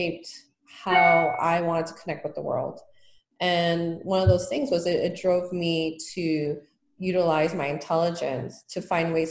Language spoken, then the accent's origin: English; New York City, New York, United States; moved away as an adult; also born or lived in Brooklyn, New York; now in Las Vegas, United States; I grew up in Queens, New York.